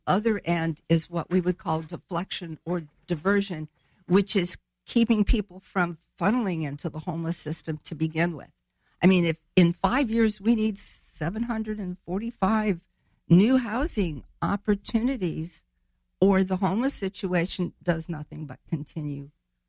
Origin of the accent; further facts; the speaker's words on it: Chicago, Illinois, United States; born there; also born or lived in France / Germany; now in Springfield, United States; No, I was actually born up in the Chicago area. My dad was a serviceman, but I've lived here off and on since 54, except for my time living in France with my dad or in Germany with my husband.